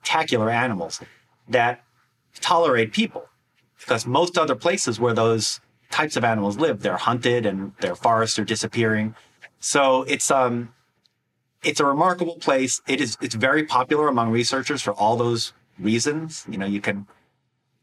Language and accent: English; Wisconsin, United States; my home state of Wisconsin